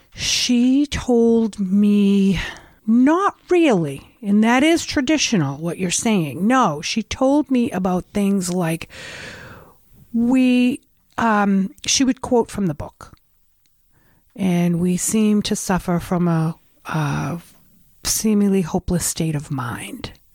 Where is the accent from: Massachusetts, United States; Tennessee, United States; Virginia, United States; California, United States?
Massachusetts, United States; Revere; I grew up in Revere.